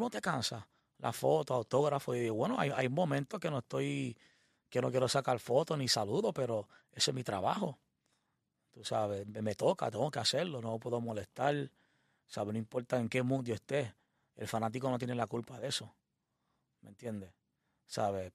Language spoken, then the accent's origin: Spanish; Puerto Rico